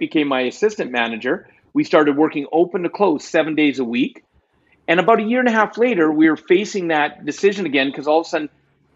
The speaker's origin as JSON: {"language": "English", "country": "Canada", "said": "I'm Canadian"}